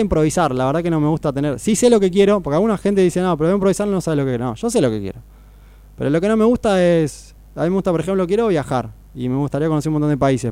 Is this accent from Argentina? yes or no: yes; Necochea, Buenos Aires Province, Argentina; also born or lived in Mar del Plata; nací en Buenos Aires, pero me crié en Necochea